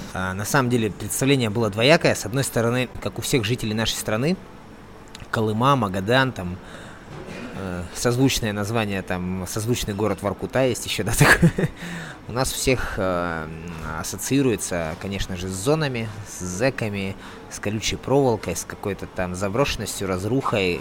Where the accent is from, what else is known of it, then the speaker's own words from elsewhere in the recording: Siberia, Russia; now in Magadan Oblast, Russia; я сам родом из Сибири